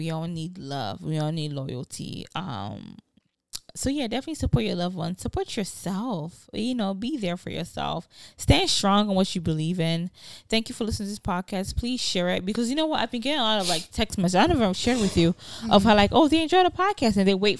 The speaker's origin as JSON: {"language": "English", "country": "Nigeria", "said": "It's like, as a Nigerian, because being a parent, I realize how Nigerian I am."}